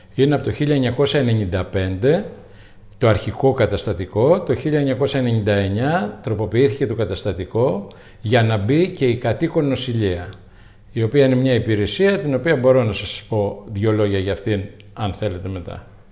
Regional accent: Tinos, South Aegean, Greece; also born or lived in Steni, Tinos / Falatados, Tinos / Rhodes / Athens; Τινιακός, γέννημα θρέμα.

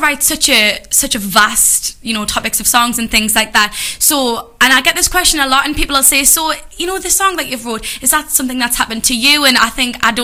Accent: Jarrow, North East England, United Kingdom; I'm from Jarrow

